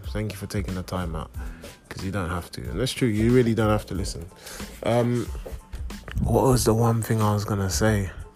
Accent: London, United Kingdom; I am personally growing up in, in England, growing up in London

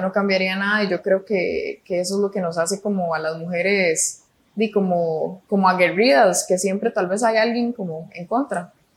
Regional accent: Tibás, San José, Costa Rica; also born or lived in Pavas, Costa Rica / Iceland; now in San Rafael de Alajuela, Costa Rica; mis papás se, pasaron a vivir a Tibás y ahí viví hasta los, bueno, hasta, los 17 años

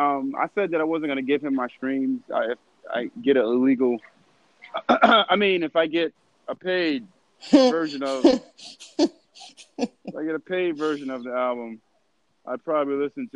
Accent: Chicago, Illinois, United States; fam, I'm from Chicago.

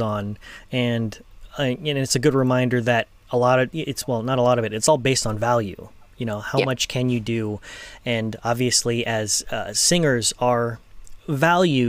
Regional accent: Los Angeles, California, United States; I'm from Los Angeles

